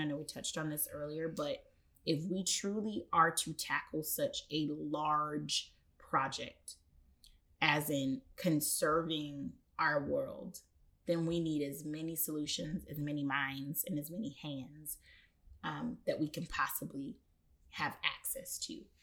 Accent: Atlanta, Georgia, United States; I grew up on Spelman's campus

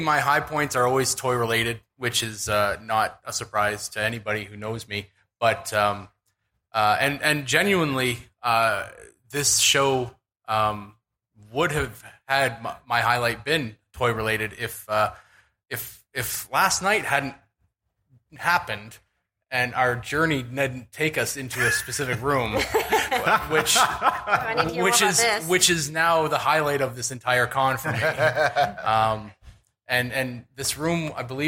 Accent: Canada; being Canadian

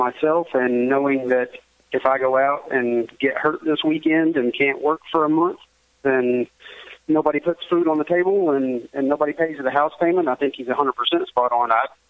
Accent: Arkansas, United States; You know, of course, I'm from Arkansas. I raced Arkansas, Oklahoma, Texas

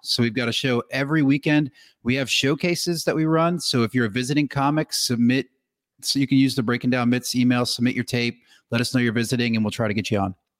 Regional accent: Northeast, United States; I'm actually from the Northeast

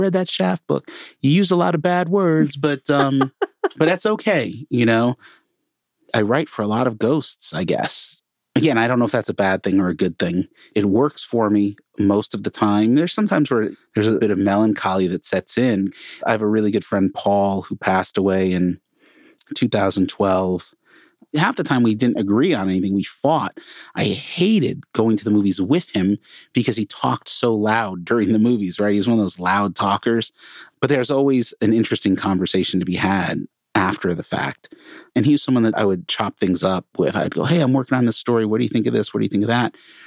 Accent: Connecticut, United States; now in Portland, United States; Before I moved to Portland, I grew up in Connecticut, right outside New York City, small, tiny little town

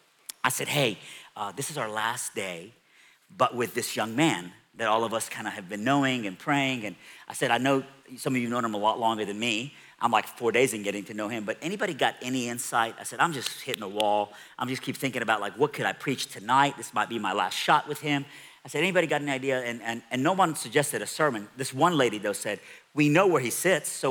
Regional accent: Iran; moved away; I'm from Iran

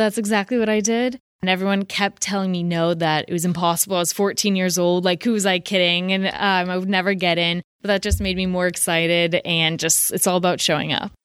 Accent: San Francisco, California, United States; I'm from San Francisco, so I'm one of those mythical locals

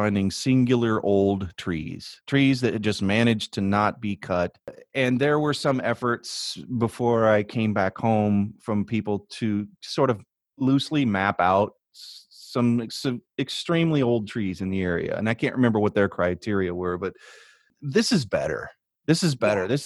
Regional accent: Indiana, United States; moved away; also born or lived in the West; I grew up in Indiana, but I'm from the West.

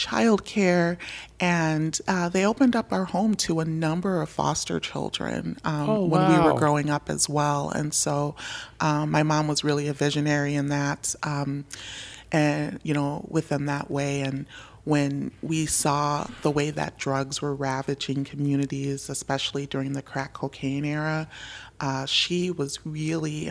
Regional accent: St. Paul, Minnesota, United States; I was born and raised in Minnesota. Grew up in Frogtown in St. Paul

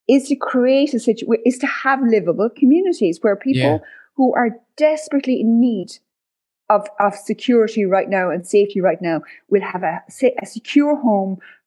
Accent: West Clare, Munster, Ireland; now in West Cork, Ireland; I come from West Clare, surrounded by, again, holiday homes

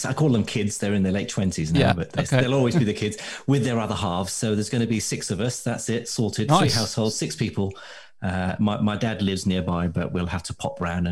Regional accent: Baghdad, Baghdad Governorate, Iraq; now in United Kingdom; as a kid, I grew up in Baghdad

